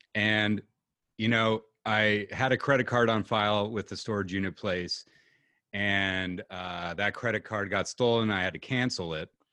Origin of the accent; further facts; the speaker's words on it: Pacific Northwest, United States; we're from the Pacific Northwest.